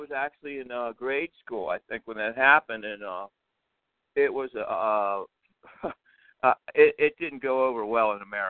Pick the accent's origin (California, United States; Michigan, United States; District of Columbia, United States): District of Columbia, United States; Washington; I'm from Washington, D.C.